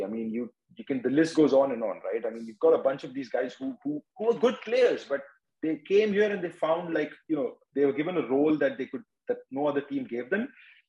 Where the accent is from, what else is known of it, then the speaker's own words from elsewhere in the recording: Mumbai, Maharashtra, India; I'm from Mumbai, so, you know, I mean, there's always been Mumbai.